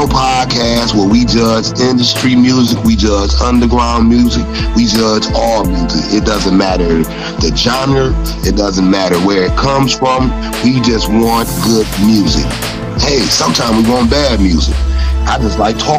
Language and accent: English; Detroit, Michigan, United States; I'm from Detroit, so you know I know how the kids dress and sound